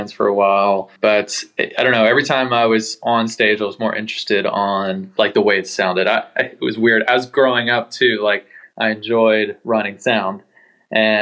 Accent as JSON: {"language": "English", "town": "Annapolis", "region": "Maryland", "country": "United States", "tie": "born or raised there", "moved": "yes", "lives_now": "Carlsbad, United States", "said": "I was born and raised in Annapolis, Maryland, but currently living in Carlsbad, California"}